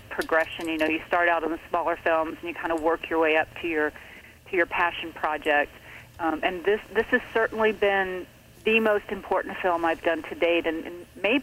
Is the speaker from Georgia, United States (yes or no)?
yes; Atlanta, Georgia, United States; moved away as an adult; now in Los Angeles, United States; I was born and raised in Atlanta